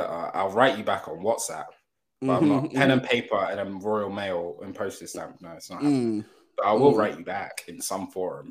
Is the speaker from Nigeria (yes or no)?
yes; Nigeria; I'm Nigerian man